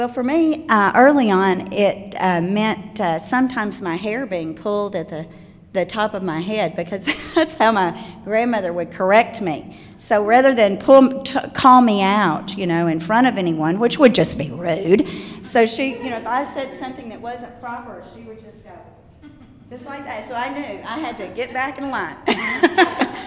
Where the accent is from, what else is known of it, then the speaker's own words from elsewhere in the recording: Osceola, Arkansas, United States; moved away; I'm from Osceola, Arkansas, and a very small town of 8,000 people is my hometown, and I was raised in the same community with my grandparents